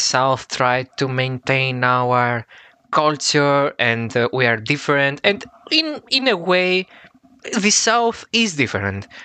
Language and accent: English; Athens, Attica, Greece; I'm from Athens, Greece